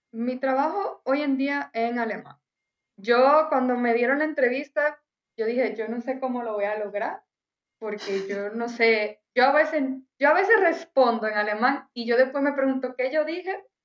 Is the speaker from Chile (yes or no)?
no; Dominican Republic; moved away as an adult; also born or lived in Cottbus, Germany; now in Germany; soy de República Dominicana, yo me vine por tal y tal razón